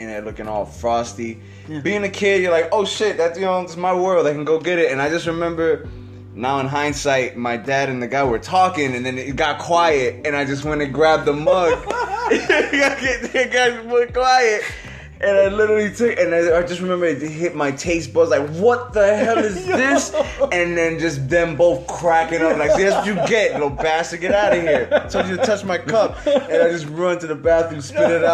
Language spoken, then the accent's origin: English; East Chicago, Indiana, United States; I was born in East Chicago, Indiana